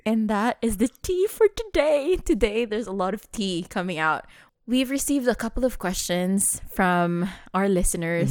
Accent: Dubai, United Arab Emirates; growing up in Dubai

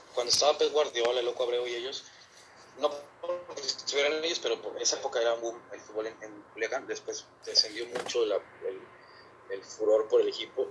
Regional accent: Monterrey, Nuevo León, Mexico; also born or lived in Durango; soy de Monterrey

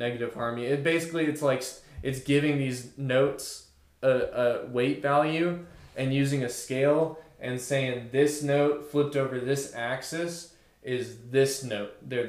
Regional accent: Fort Smith, Arkansas, United States; I was from Northside in Fort Smith.

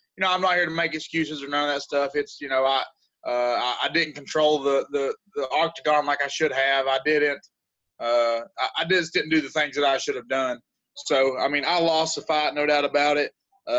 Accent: United States; I'm an American

